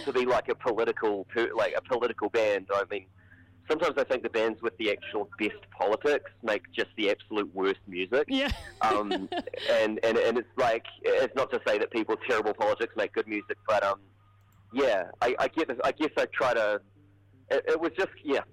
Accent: Hamilton, Waikato, New Zealand; We're both from Hamilton.

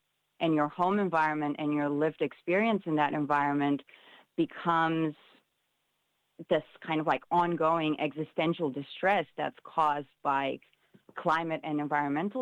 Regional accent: Romania; now in New Zealand; my experience growing up in Romania

